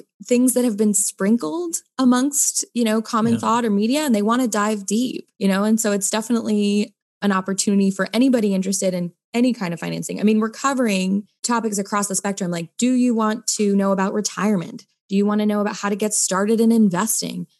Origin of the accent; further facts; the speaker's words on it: United States; also born or lived in New Zealand; as an American